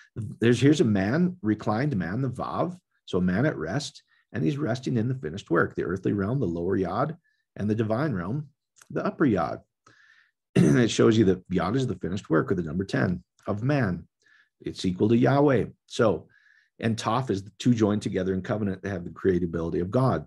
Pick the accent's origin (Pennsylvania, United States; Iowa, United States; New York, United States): Iowa, United States; now in Colorado, United States; we used to say growing up in Iowa